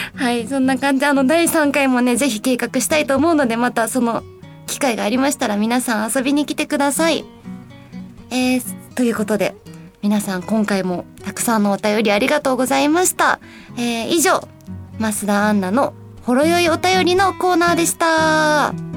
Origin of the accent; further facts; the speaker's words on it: Osaka, Japan; moved away as an adult; now in Tokyo, Japan; 地元が大阪なんですけど東京に引っ越ししてきて5年ちょっと経つんですけど